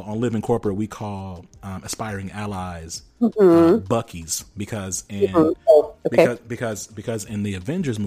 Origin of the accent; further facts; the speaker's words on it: Rome, Georgia, United States; I'm actually from Georgia. Like, I'm very country